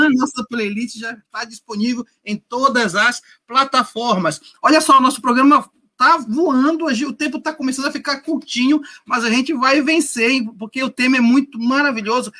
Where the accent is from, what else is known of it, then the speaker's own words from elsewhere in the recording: Amazon, Brazil; nós somos da Amazônia